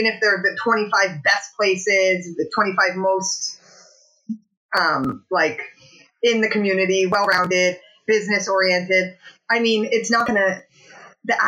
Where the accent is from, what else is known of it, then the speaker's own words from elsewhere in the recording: Alberta, Canada; now in Hamilton, Canada; I'm from Alberta